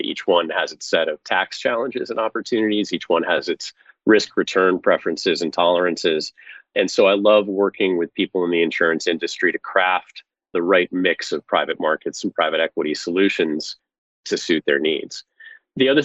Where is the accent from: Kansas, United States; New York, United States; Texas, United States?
New York, United States; Oneida; moved away; I grew up in a small city in central New York called Oneida